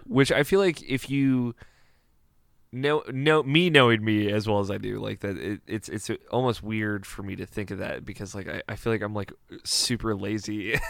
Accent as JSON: {"language": "English", "region": "Maryland", "country": "United States", "tie": "born or raised there", "said": "I'm from, uh, Maryland, which is, uh, one of the fifty states"}